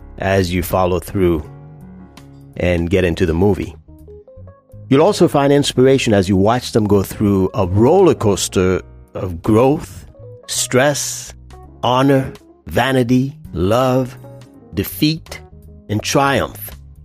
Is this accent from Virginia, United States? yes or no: yes; Virginia, United States; I'm from Virginia, and I run for health and fitness.